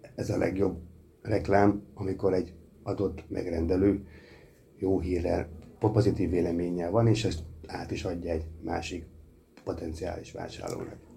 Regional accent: Miskolc, Borsod-Abaúj-Zemplén, Hungary; Magyarországon élünk, azon belül is Miskolcon magyar emberek vagyunk

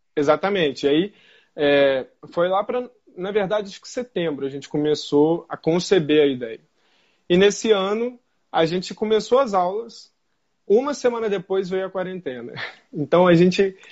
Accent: Brazil; also born or lived in Niterói; num país tão desigual quanto o nosso

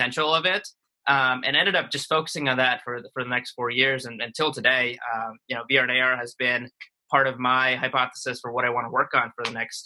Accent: Jersey City, New Jersey, United States; also born or lived in India; I grew up in Jersey City, New Jersey, which is right across the river from New York

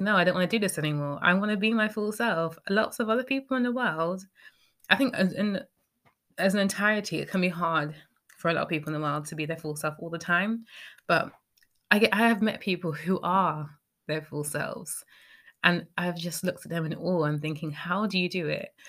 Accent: United Kingdom; speaking as a British person

